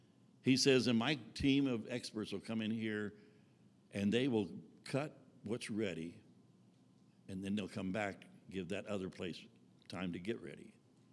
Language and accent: English; Texas, United States; I was raised in Texas on a cattle ranch, so I don't know that much about wheat, just from what we've learned in being here in Nebraska and North Dakota.